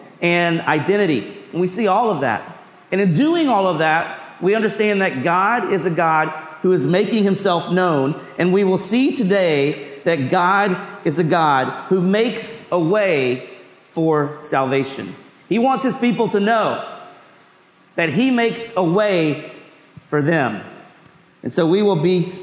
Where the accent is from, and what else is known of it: Hendersonville, United States; born or raised there; now in New York City, United States